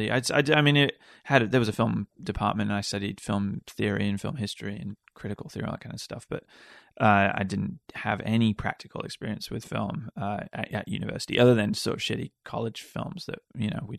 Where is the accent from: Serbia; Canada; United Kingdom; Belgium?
United Kingdom; Wales; moved away as an adult; also born or lived in Ireland; now in United States; Uh, I came here after university. So I grew up in Wales. I went to university in, in Ireland and uh, then came uh, out to the States when